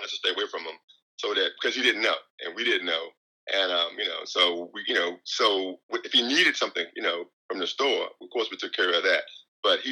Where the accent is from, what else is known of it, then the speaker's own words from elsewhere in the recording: Hawaii, United States; now in San Diego, United States; I'm from Hawaii. Yeah, so we're in the San Diego area now.